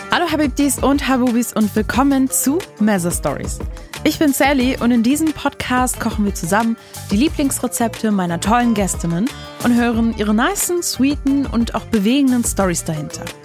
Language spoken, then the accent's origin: German; Lebanon; Ich bin Libanesin. Ähm, es kommt auf jeden Fall aus der arabischen Küche. Ich weiß nicht genau, ob das libanesisch ist. Ich kenne es halt nur von, ne, aus Libanon